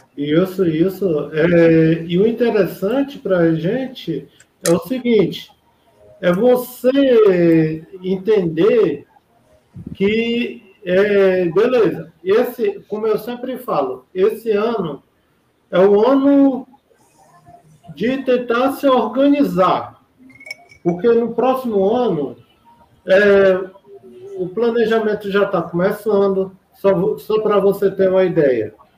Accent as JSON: {"language": "Portuguese", "region": "Ceará", "country": "Brazil", "said": "Eu sou aqui, aqui do Ceará"}